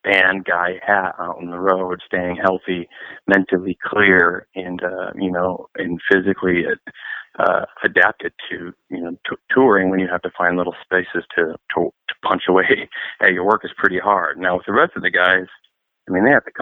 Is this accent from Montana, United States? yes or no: no; Detroit, Michigan, United States; we're from Detroit, Michigan too